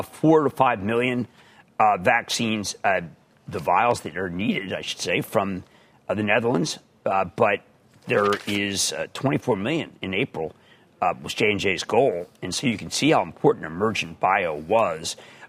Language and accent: English; Fort Washington, Pennsylvania, United States; I was growing up in Fort Washington, PA